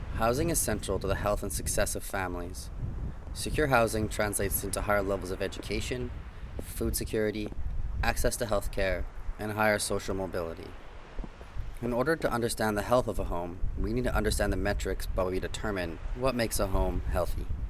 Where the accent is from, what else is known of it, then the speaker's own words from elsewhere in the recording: Canada; also born or lived in Treaty 11 territory; now in Victoria, Canada; I come from Amiskwichiwaskaigan in the Western Territory of Treaty 6